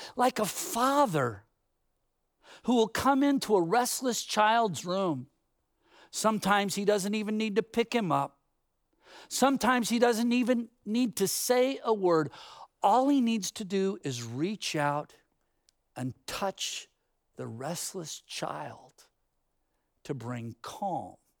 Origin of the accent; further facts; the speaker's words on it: Bay Area, California, United States; growing up in the Bay Area, there were all kinds of orchards